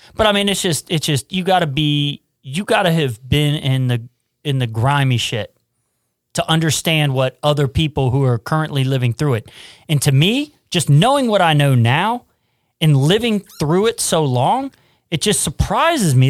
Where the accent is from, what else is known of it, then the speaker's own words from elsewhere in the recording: Cincinnati, Ohio, United States; I grew up in Price Hill, poor Appalachian kind of community